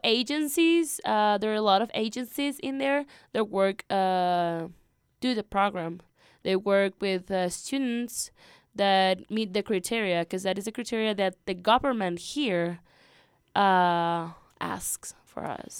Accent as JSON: {"language": "English", "country": "Peru", "tie": "born or raised there", "also_born_or_lived": "Lima, Peru", "moved": "as an adult", "lives_now": "Roaring Fork Valley, United States", "said": "I'm from Peru. I used to go to school, uh, in Lima"}